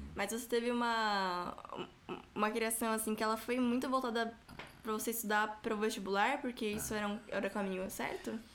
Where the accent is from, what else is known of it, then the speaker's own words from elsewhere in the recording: São Paulo, Brazil; eu, fui criada, nasci, fui criada na, na Zona Leste